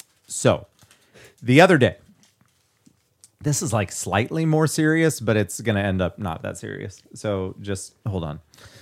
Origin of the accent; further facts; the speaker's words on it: California, United States; I can say like as much as I want to because I'm from the Valley.